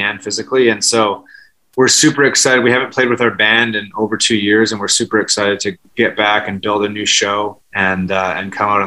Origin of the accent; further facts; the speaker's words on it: Vancouver, British Columbia, Canada; now in New York, United States; we grew up together in Vancouver, and then we moved to New York separately.